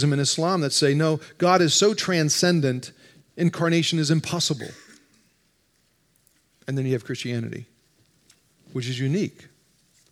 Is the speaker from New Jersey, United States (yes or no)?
yes; New Jersey, United States; moved away; I grew up in North Jersey, just outside New York